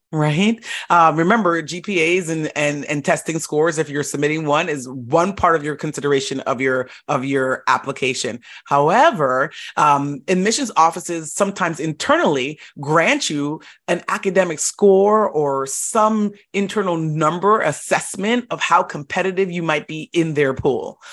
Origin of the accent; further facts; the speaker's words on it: Florida, United States; moved away as an adult; also born or lived in upstate New York / Boston, Massachusetts; I grew up in Florida.